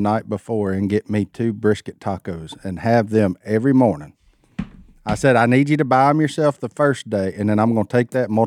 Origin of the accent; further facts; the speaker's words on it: West Monroe, Louisiana, United States; we're from West Monroe